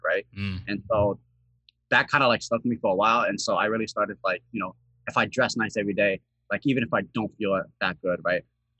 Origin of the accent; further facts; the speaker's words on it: Seattle, Washington, United States; So I'm from Seattle, Washington, right? Specifically, I'm in the Rainier Beach area, so the southern part